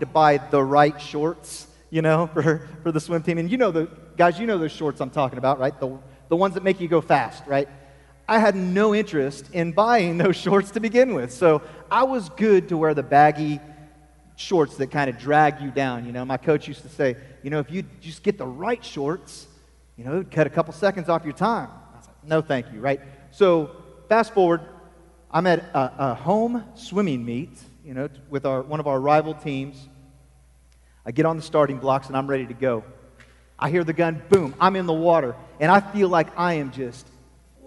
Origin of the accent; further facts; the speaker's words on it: Falls City, Nebraska, United States; moved away; I grew up in Nebraska